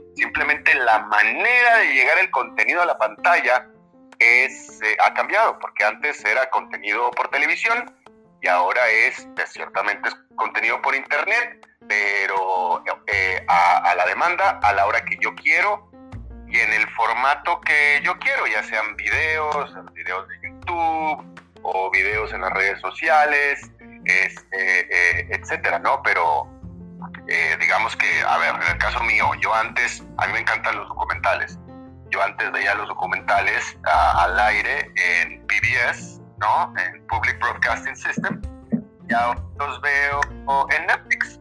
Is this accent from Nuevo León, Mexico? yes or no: yes; Monterrey, Nuevo León, Mexico; moved away; mi ciudad natal de Monterrey